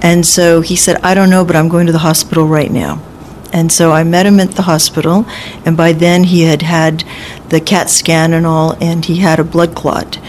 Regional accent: Los Angeles, California, United States; also born or lived in Newport Beach, California; I was born and raised in Los Angeles

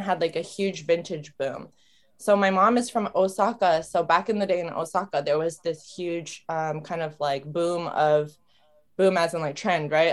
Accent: San Francisco, California, United States; moved away as an adult; also born or lived in Japan; now in Tokyo, Japan; I was born in Japan, raised in San Francisco, born in 1997. I'm very much a Bay girl, but currently residing in Tokyo

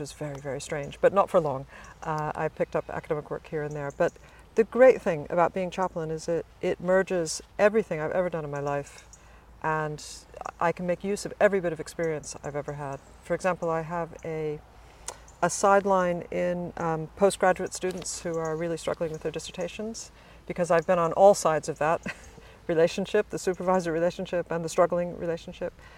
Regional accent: suburbs of Virginia, United States; moved away as an adult; also born or lived in Washington, D.C. / East Coast / New York; now in Oxford, United Kingdom; I was born in Washington, D.C. I grew up in suburbs of Virginia, spent most of my life up and down the East Coast

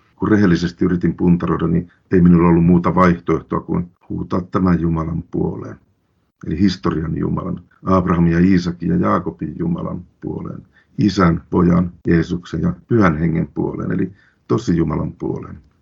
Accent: Lapland, Finland; Minä olen lähtöisin ja syntyjäni Lapista.

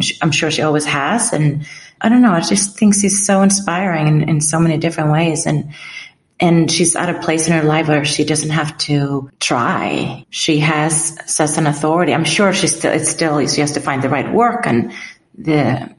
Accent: Iceland; moved away; I'm from Iceland

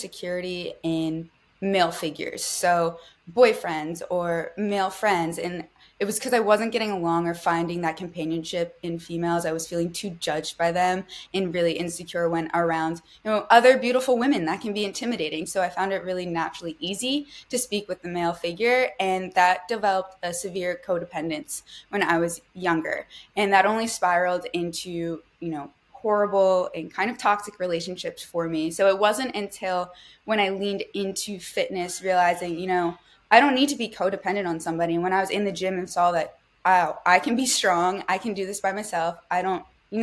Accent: New Jersey, United States; originally, I'm born and raised in South Jersey

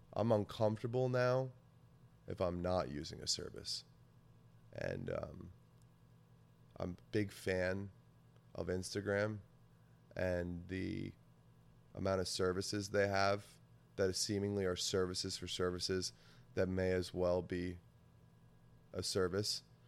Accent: New Jersey, United States; I grew up in New Jersey I still live in New Jersey

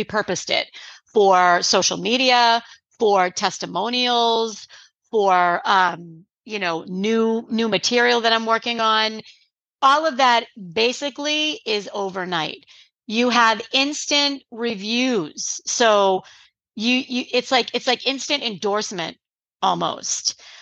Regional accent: New England, United States; I'm from New England

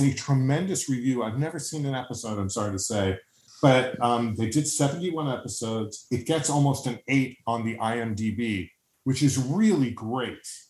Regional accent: New York, United States; as a New Yorker

